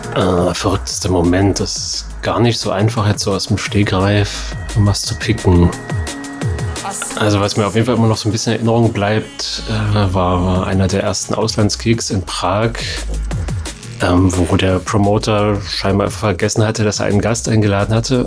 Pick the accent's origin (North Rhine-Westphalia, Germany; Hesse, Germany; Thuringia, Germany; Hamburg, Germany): Thuringia, Germany; Erfurt; now in Leipzig, Germany; bin ich ja in Erfurt aufgewachsen